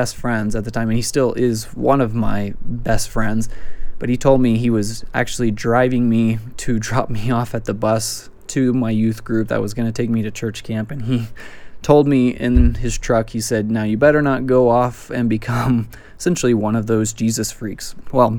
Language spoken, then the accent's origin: English; West Texas, United States; I'm from West Texas